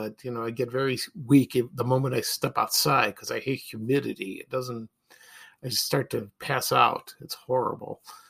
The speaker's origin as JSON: {"language": "English", "town": "Chicago", "region": "Illinois", "country": "United States", "tie": "born or raised there", "said": "when I was growing up in the Ashburn neighborhood"}